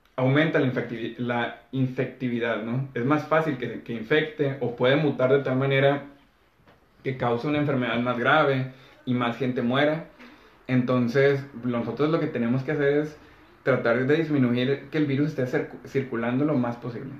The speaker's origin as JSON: {"language": "Spanish", "country": "Mexico", "said": "hay gente de, mi ciudad, por ejemplo, que estamos cerca de Estados Unidos"}